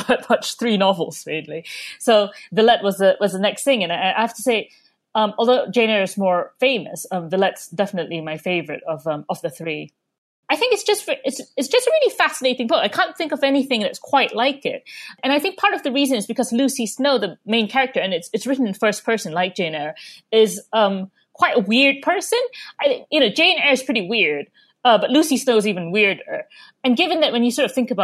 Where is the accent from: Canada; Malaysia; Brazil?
Malaysia; moved away as an adult; now in United Kingdom; I grew up in Malaysia, and I didn't have any libraries nearby, really